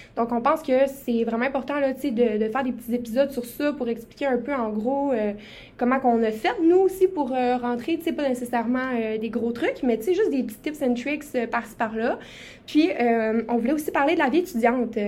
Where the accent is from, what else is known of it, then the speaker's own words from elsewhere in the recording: Quebec, Canada; je viens aussi de Saguenay-Lac-Saint-Jean